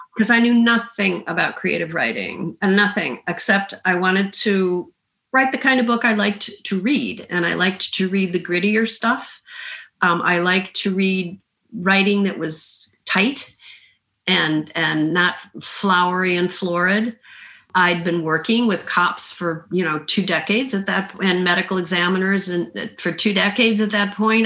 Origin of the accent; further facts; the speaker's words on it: Midwest, United States; also born or lived in Illinois / Minnesota / the South; now in Southern United States; I grew up in the Midwest, um, partly in Illinois near Chicago and partly in Minnesota. I've lived in the South though for the, the vast majority of my life